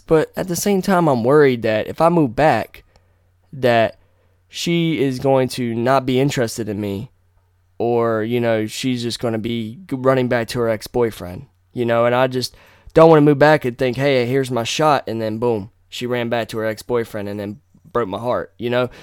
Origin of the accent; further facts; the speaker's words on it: North Carolina, United States; moved away as an adult; now in Virginia, United States; come back to my hometown. There's other parts of N C that I like